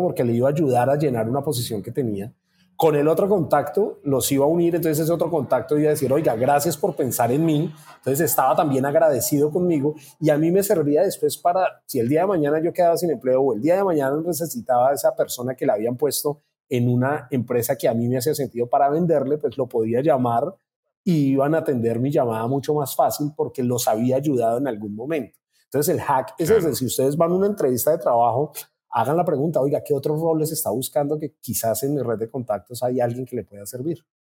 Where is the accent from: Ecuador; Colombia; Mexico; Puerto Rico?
Colombia; now in Brazil; soy colombiano